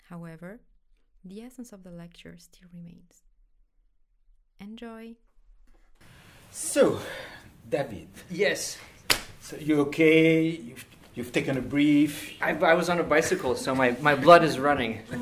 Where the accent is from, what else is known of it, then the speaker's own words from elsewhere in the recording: Paris, Île-de-France, France; um, I'm uh, French American. I was born and raised here in Paris. Uh, my parents are American. They're expats.